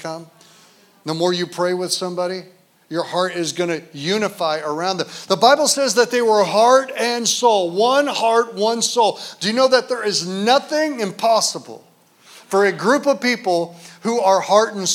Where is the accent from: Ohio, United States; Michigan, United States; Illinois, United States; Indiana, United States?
Michigan, United States; Detroit; also born or lived in Grand Rapids, Michigan; now in Kalamazoo, United States; I was born in Detroit